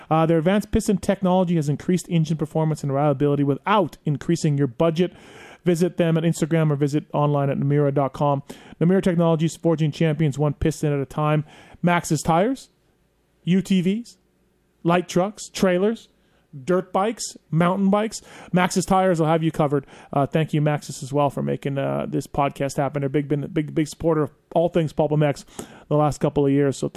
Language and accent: English; Canada